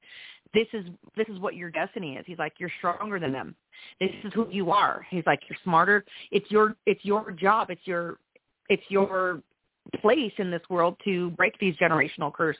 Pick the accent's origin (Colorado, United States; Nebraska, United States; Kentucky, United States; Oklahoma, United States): Colorado, United States; Trinidad; I'm from small town Colorado. I was raised in Trinidad, Colorado.